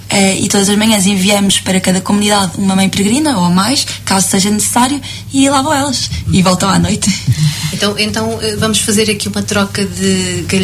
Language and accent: Portuguese; Cascais, Lisbon, Portugal; sou da zona de Lisboa, sou de Cascais, ao beira-mar